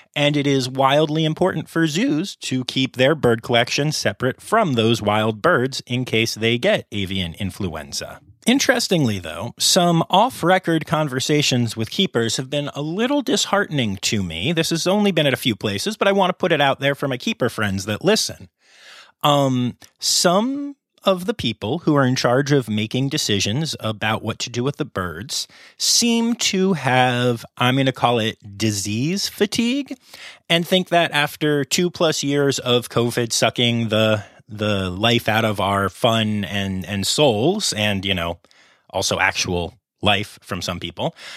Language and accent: English; Harrisburg, Pennsylvania, United States; also born or lived in Philadelphia area; I grew up in the Harrisburg area